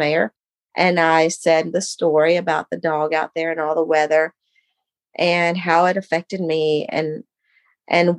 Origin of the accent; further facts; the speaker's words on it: Texas, United States; moved away as an adult; I was from Texas. I decided at 18, I was going to leave and go get married.